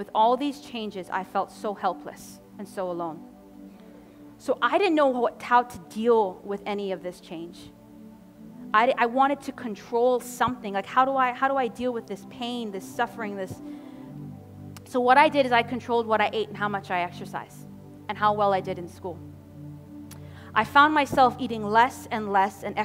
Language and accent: English; Cayman Islands; I'm from the Cayman Islands in the Caribbean, where hurricanes hit often in the Caribbean